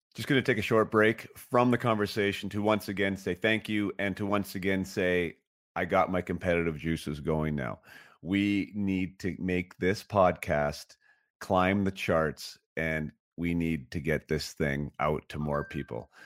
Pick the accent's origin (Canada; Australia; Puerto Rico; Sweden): Canada; Vernon, British Columbia; I'm from Vernon, B C, lived in Vernon, B C.